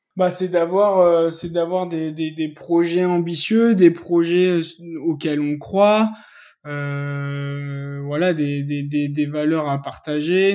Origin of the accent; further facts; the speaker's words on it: Clermont-Ferrand, Auvergne-Rhône-Alpes, France; je suis originaire de Clermont-Ferrand